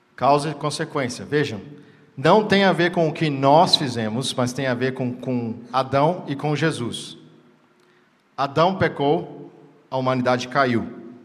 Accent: Brazil; nós que estamos sentados hoje aqui somos brasileiros

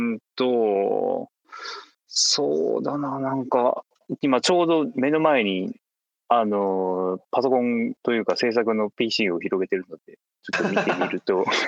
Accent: Fukuoka, Japan; 地元の福岡で

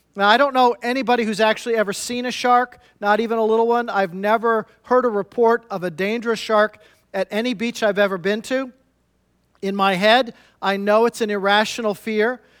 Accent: Midwest, United States; I'm from the Midwest myself

